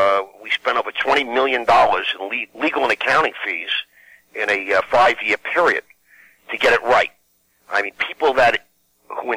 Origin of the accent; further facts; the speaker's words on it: Long Island, New York, United States; I come from Long Island, the Five Towns area on the South Shore of Long Island